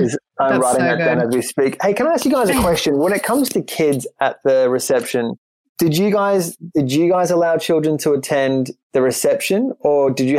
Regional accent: Queensland, Australia; now in Ireland; a place that was our kind of go-to holiday destination growing up in Queensland. Issue is, being in Ireland

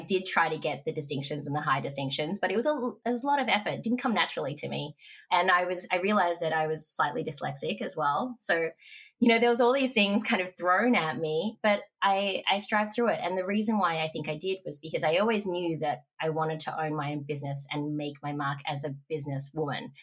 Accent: Mornington Peninsula, Victoria, Australia; moved away; also born or lived in Melbourne; I grew up on the Mornington Peninsula

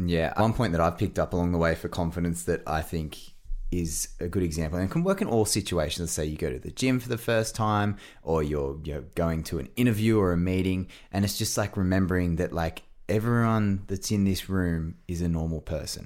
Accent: Australia; I'm an Aussie

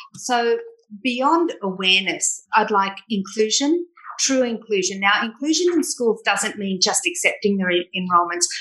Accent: Sydney, New South Wales, Australia; I grew up in Bondi

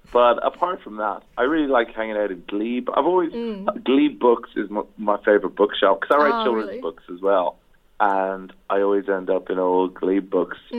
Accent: Ireland; I come from Ireland

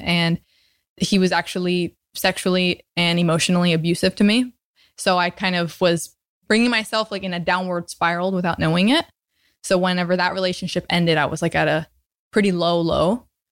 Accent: Tampa, Florida, United States; also born or lived in New Jersey; now in Venice, United States; I grew up in Tampa, Florida. I was actually born in New Jersey, but grew up in Florida, so I'm a Floridian at heart.

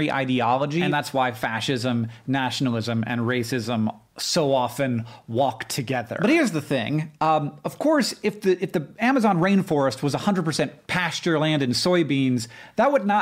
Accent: United States; as an American

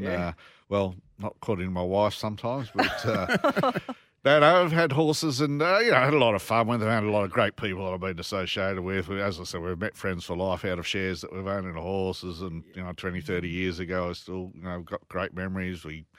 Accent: Sydney, New South Wales, Australia; now in Gold Coast, Australia; Born and bred in Beverly Hills, literally in Sydney.

